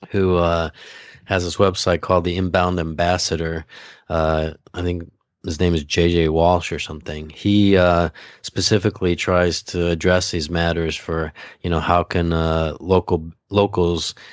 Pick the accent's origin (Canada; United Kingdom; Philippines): Philippines; I was like, yeah, I'm Filipino.